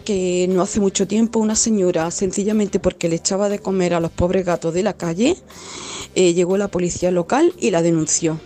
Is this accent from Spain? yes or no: yes; Granada, Andalusia, Spain; yo vivo aquí en este pueblo, no soy de Cuyar Vega, pero soy de Granada